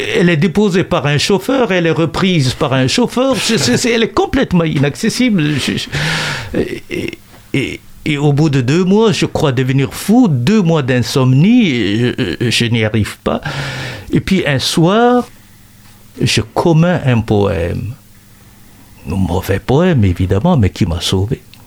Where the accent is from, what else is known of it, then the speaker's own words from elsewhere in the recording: Chad; moi, au Tchad